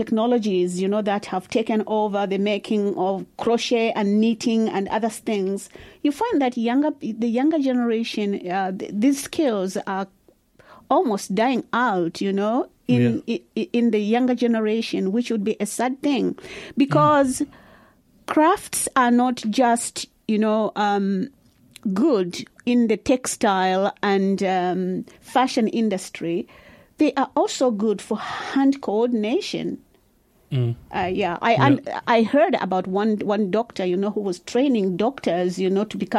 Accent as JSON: {"language": "English", "area": "Barotseland", "region": "Western Province", "country": "Zambia", "moved": "yes", "lives_now": "Dunedin, New Zealand", "said": "I'm from the western part of Zambia called Barotseland"}